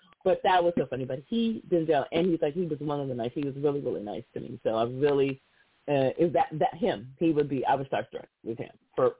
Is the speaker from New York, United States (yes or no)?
no; Los Angeles, California, United States; because I was born and raised in Los Angeles.